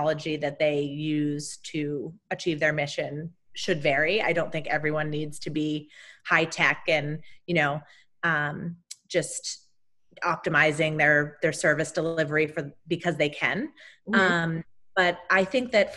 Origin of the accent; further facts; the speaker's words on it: outside of Boston, near Salem, Massachusetts, United States; I grew up outside of Boston, Massachusetts, in a little town very close to Salem, the witch town.